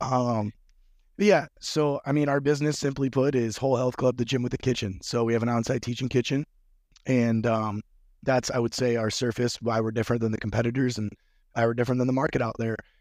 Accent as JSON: {"language": "English", "region": "Midwest", "country": "United States", "also_born_or_lived": "North Florida", "moved": "yes", "said": "I'm from the Midwest"}